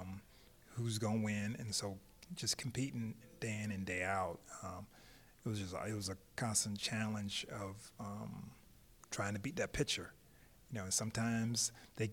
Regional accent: Tampa, Florida, United States; growing up in Tampa, getting cut from a high school team

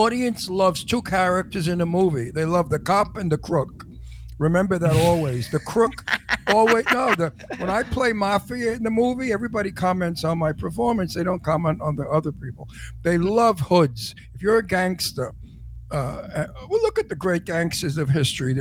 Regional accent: New York, United States; accent: New York; you have such a New York accent

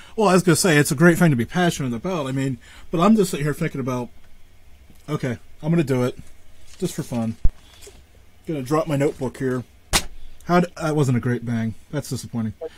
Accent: Northwest Pennsylvania, United States; I'm from Northwest

